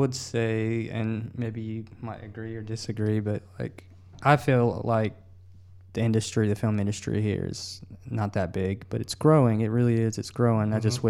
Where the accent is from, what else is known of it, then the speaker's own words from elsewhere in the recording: Greenville, South Carolina, United States; I was born and raised in Greenville, South Carolina.